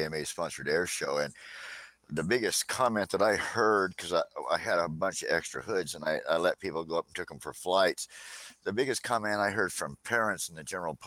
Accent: Port Angeles, Washington, United States; here in my hometown of Port Angeles

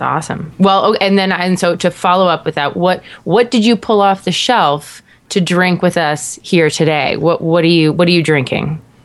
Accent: Canada; being like a Canadian

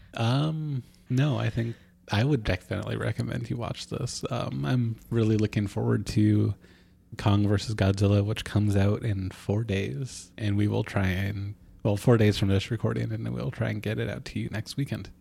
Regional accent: Ketchikan, Alaska, United States; Ketchikan, my hometown

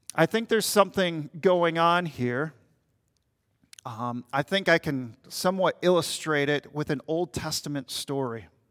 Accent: Minnesota, United States; I'm from Minnesota, Minnesota Timberwolves

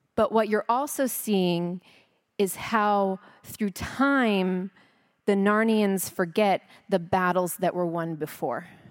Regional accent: Texas, United States; also born or lived in California; now in Frisco, United States; I'm Christian because I'm American and I'm Texan

